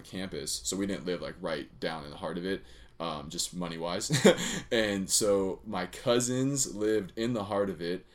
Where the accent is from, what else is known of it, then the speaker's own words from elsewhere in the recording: Huntington Beach, California, United States; I'm from Southside. I still will always rep it because Southside made me